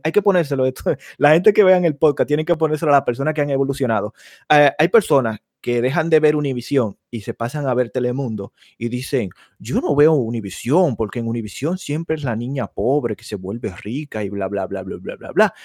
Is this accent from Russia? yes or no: no; Dominican Republic; now in United States; Ya yo soy dominicana.